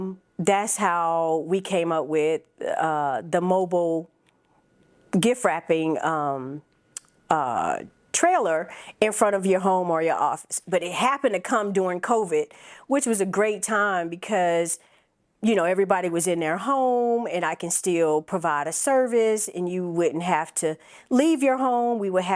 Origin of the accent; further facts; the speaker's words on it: Phoenix, Arizona, United States; now in South Fulton, United States; I'm originally from Phoenix, Arizona, Army brat. My family relocated to Fayetteville, Georgia.